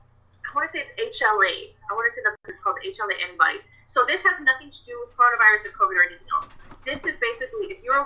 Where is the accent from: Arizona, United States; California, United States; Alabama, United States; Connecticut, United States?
California, United States; Orange County; I'm from Orange County, California